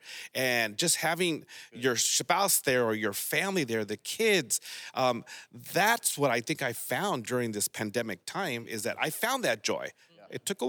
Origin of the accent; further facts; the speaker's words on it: Morgan Hill, California, United States; I'm from Morgan Hill, so we can still find joy over there, too.